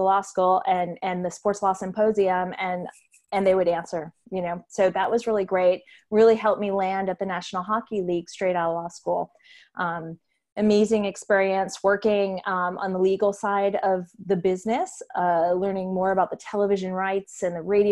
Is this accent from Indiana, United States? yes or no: no; Massachusetts, United States; moved away as an adult; also born or lived in New York; moved back to Massachusetts, where I'm from